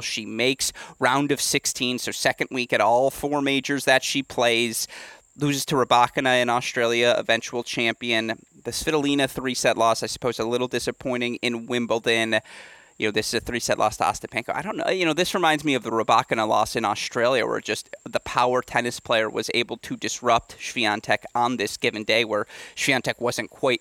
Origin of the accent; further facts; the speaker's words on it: Michigan, United States; my home state of Michigan